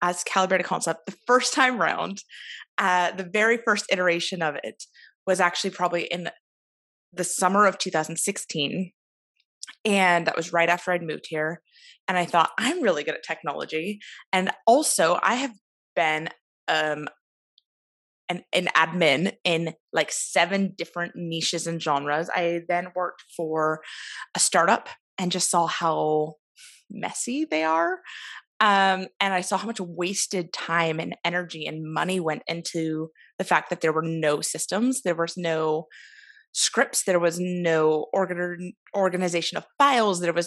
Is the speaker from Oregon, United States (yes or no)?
yes; Oregon, United States; moved away as an adult; now in Belfast, United Kingdom; I'm originally from Oregon in the States, but I've lived here for almost 5 years